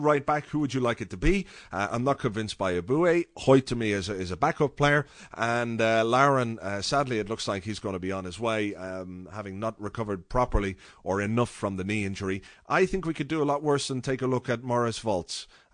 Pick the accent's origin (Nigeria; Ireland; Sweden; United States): Ireland; as an Irish guy